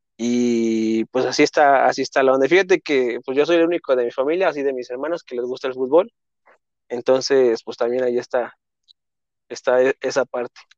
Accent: Mexico City, Mexico; also born or lived in Coahuila; yo nací aquí en la Ciudad de México, ahí en, un viaducto a la altura como de insurgentes más o menos, entonces 100% chilango

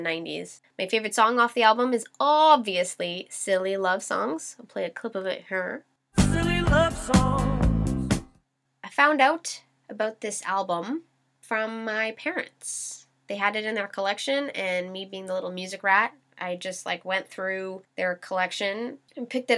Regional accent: Canada; I'm a Canadian Scorpio

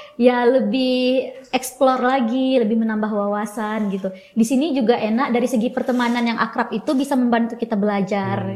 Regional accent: West Aceh, Indonesia; moved away as an adult; also born or lived in Yogyakarta / Kalimantan; aku asalnya dari Aceh Barat

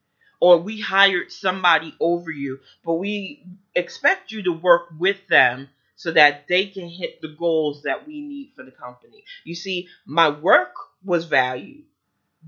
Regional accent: United States

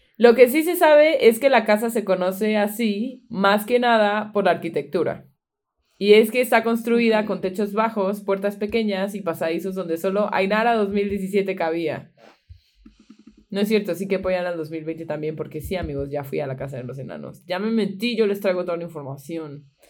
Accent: Veracruz, Mexico; moved away

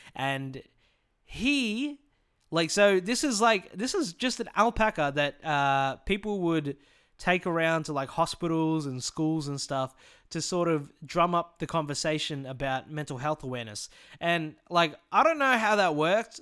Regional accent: Morwell, Victoria, Australia; born or raised there

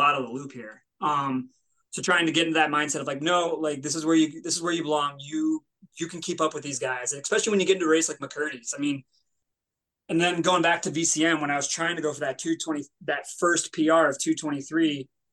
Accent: Denver, Colorado, United States; moved away; I was born in Denver, born in Colorado

